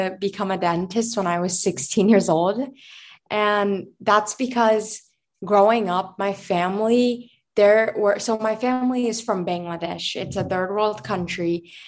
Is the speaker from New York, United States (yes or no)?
yes; New York City, New York, United States; also born or lived in Virginia; now in New York City, United States; I was born in Manhattan, born and raised